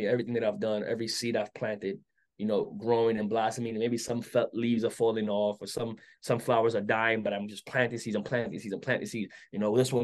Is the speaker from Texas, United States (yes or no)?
no; New York City, New York, United States; growing up in Brooklyn